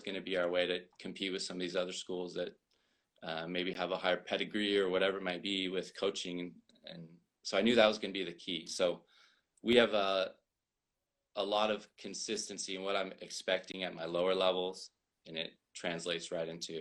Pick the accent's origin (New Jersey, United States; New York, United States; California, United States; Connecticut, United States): California, United States; Bakersfield; also born or lived in Texas; I've been in Bakersfield most of my life